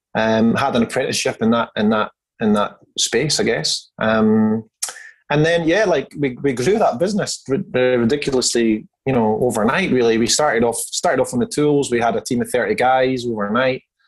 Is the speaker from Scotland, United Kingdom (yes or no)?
yes; Scotland, United Kingdom; moved away as an adult; now in Perth, Australia; I hail from Scotland. I've been living in Perth, Western Australia for now just over 15 years.